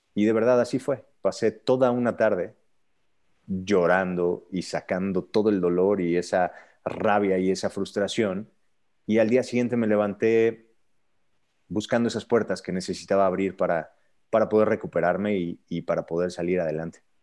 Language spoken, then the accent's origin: Spanish; Querétaro, Mexico; first language Spanish; yo vengo de Querétaro